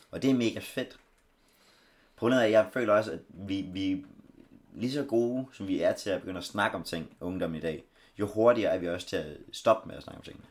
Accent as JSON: {"language": "Danish", "country": "Denmark", "said": "vi er danskere"}